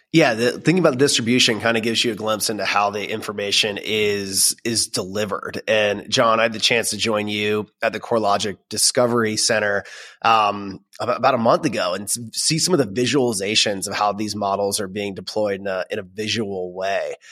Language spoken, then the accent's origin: English; Florida, United States; now in Dallas, United States; I grew up in Florida